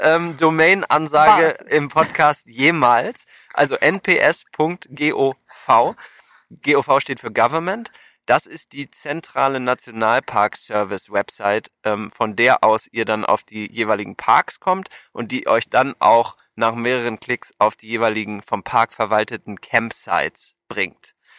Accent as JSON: {"language": "German", "country": "Germany", "moved": "yes", "lives_now": "United States", "said": "wir als Deutsche"}